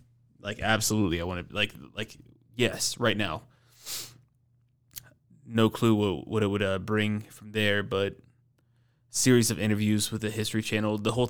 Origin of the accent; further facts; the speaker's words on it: Atlanta, Georgia, United States; But I got into it when I was living in Atlanta, growing up in Atlanta.